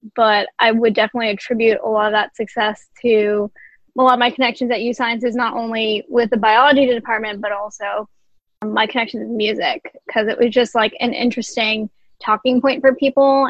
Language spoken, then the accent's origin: English; Jersey City, New Jersey, United States; I am originally from Jersey City, New Jersey